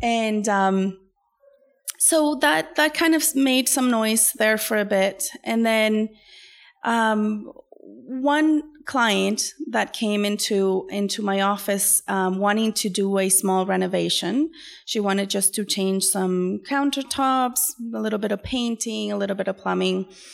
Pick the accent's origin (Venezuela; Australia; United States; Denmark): Venezuela; now in Canada; I am originally from Venezuela